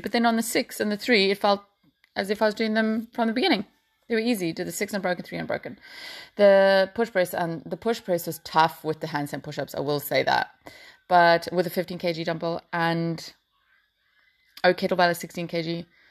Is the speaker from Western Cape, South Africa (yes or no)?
no; Port Elizabeth, Eastern Cape, South Africa; now in Ireland; I'm from Port Elizabeth, um, which is now called Mayberga